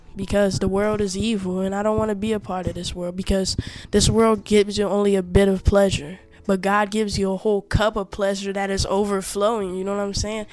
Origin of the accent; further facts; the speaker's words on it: Togo; We are from Africa, West Africa, Togo